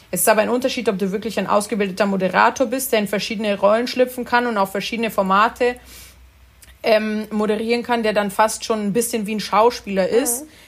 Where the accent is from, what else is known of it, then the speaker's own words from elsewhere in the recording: Italy; weil ich zum Beispiel als Italiener neige